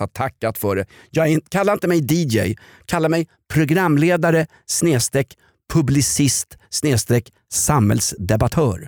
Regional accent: Sweden; som svensk gammal gråsosse

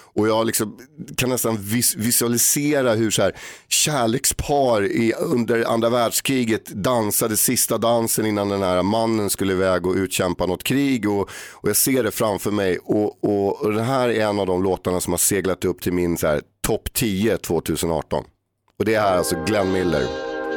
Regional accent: Stockholm, Stockholm County, Sweden; jag växte upp på Erstagatan

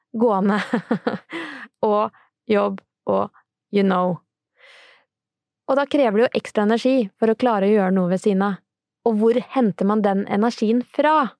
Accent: Sarpsborg, Østfold, Norway; jeg er fra Serpe, så det er så fint å si bolle

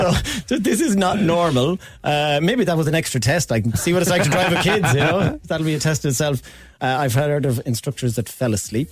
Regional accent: Galway, Connacht, Ireland; moved away; I am actually originally from Galway

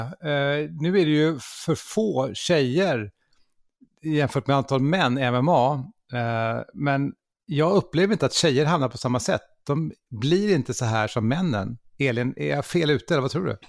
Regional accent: Gothenburg, Västra Götaland, Sweden; jag är från Göteborg

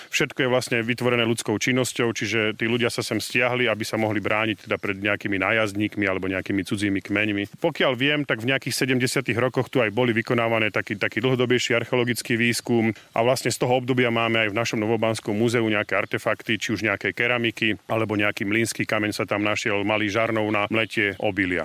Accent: Nová Baňa, Banská Bystrica Region, Slovakia; U nás v Novej Bani je to veľká zvláštnosť

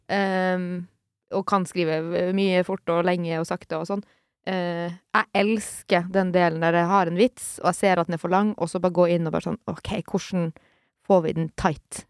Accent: Sør-Varanger, Finnmark, Norway; Sør-Varanger kommune, der jeg er fra

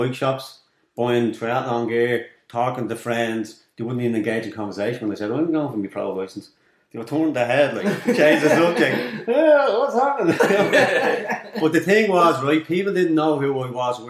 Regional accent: Dublin, Leinster, Ireland; I grew up in Darndale, I grew up in Cooler with nothing.

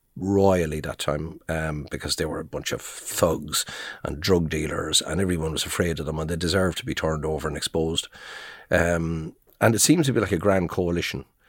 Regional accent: Ireland; I'm from Balnamore, just down the road, I'm just down the road. I'm a neighbour, I'm with the Leitrim Observer

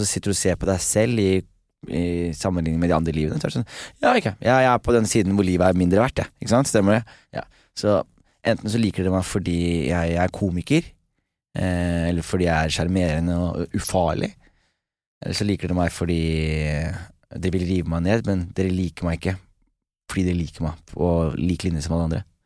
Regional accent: Skien, Telemark, Norway; moved away as an adult; jeg er hjemme i Skien

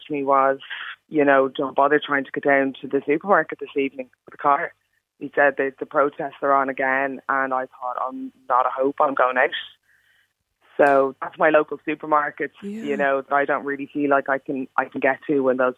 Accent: Ireland; I'm fully Irish, but, you know, I've got brown skin.

